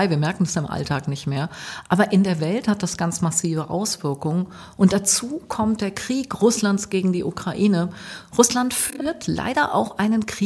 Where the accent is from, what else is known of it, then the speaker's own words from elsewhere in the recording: Münster, North Rhine-Westphalia, Germany; ich komme aus Münster, lebe hier im Südviertel